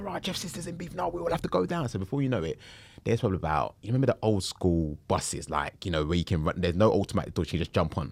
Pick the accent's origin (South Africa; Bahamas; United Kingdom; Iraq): United Kingdom; London; also born or lived in Camberwell, London; Born and raised in Peckham, moved to Camberwell when I was probably about, uh, maybe five or six